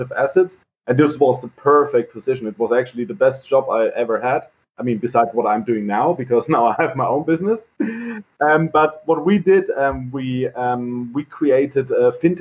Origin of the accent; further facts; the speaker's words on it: Heidelberg, Baden-Württemberg, Germany; I'm born and raised in Heidelberg.